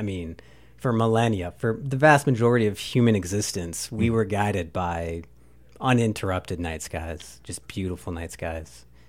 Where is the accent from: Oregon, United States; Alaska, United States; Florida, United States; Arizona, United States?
Arizona, United States; Phoenix; moved away; I'm from Phoenix